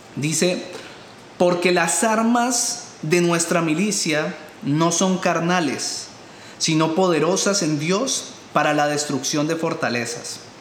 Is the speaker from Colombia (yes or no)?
yes; Colombia; moved away; tantos problemas que hay en mi país de origen